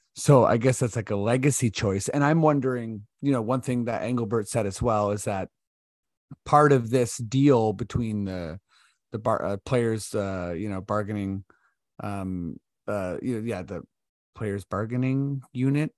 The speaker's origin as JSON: {"language": "English", "town": "Toronto", "region": "Ontario", "country": "Canada", "said": "we're from Toronto"}